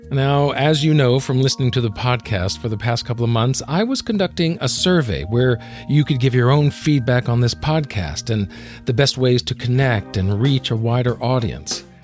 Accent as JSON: {"language": "English", "region": "Alabama", "country": "United States", "said": "I'm from Alabama, so whenever I go back to Alabama, if I've been there a few days or, or, or I'm around my family, then it can start to come out a little bit."}